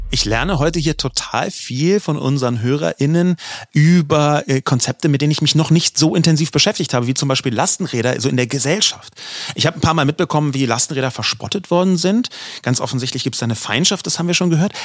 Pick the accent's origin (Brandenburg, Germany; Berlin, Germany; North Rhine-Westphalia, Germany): Berlin, Germany; ich bin in Berlin geboren, hier aufgewachsen und habe noch nie auf dem Land gewohnt